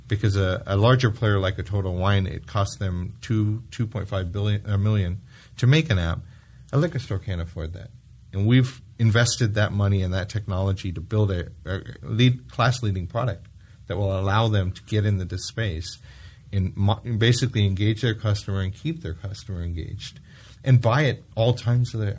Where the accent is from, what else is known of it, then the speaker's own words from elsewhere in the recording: United Kingdom; I'm British